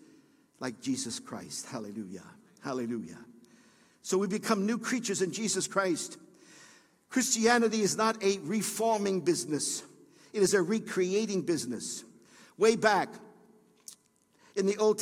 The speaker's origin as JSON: {"language": "English", "town": "New York City", "region": "New York", "country": "United States", "tie": "born or raised there", "said": "I was born and raised in Brooklyn"}